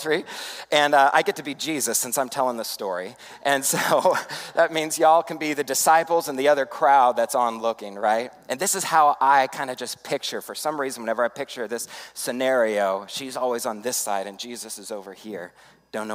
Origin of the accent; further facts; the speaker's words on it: Arizona, United States; when I was a kid growing up on the Arizona District, going to summer camps at Pine Rock